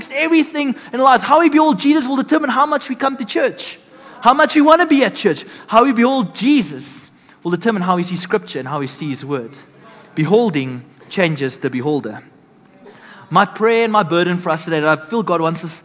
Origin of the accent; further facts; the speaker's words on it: Benoni, Gauteng, South Africa; I'm from Benoni